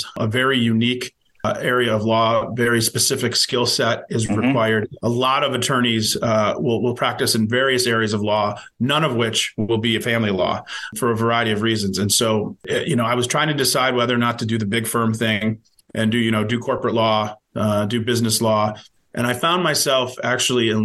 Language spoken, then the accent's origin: English; Cleveland, Ohio, United States; also born or lived in Columbus, Ohio; growing up in Ohio, growing up in Cleveland